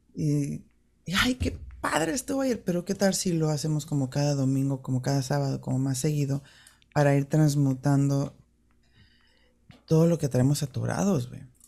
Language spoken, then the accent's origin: Spanish; Mexico City, Mexico; yo crecí en el DF